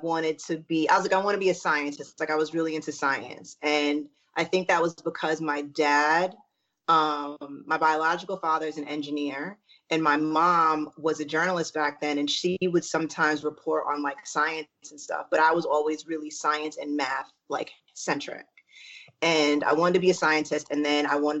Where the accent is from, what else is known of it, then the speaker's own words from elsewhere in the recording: New York, United States; moved away as an adult; also born or lived in Texas / Syracuse; now in Los Angeles, United States; I'm originally from New York. I was born in Syracuse, and then we left to go to Texas. And I grew up in Texas and New York, like went back and forth until I was like 13. And then I moved